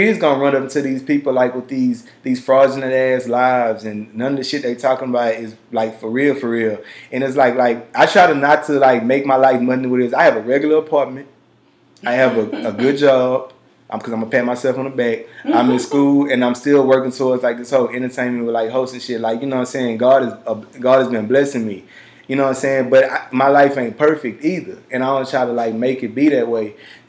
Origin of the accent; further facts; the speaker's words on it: Louisiana, United States; also born or lived in Texas; we're from the South. Like growing up in Louisiana and Texas, like, and y'all know where I grew up at.